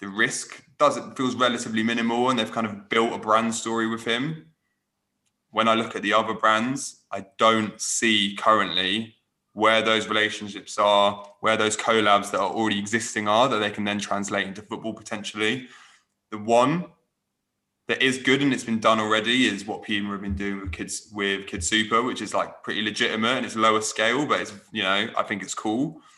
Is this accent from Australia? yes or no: no; Manchester, North West England, United Kingdom; As a baller, obviously, you know, born and raised in Manchester, who plays for Manchester United, I wasn't entirely sure how well it connected.